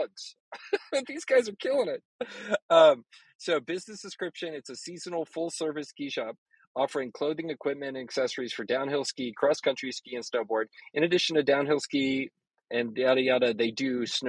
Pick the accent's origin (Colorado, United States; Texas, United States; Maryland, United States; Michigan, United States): Texas, United States; as a Texan